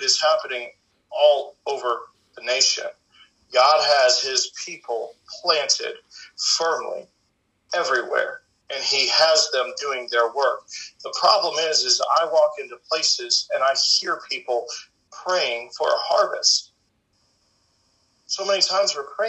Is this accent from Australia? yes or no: no; St. Louis, Missouri, United States; also born or lived in South Ozone Park, Queens, New York City; now in Chillicothe, United States; we moved from New York to St. Louis, and I was able to sit under Guy Rome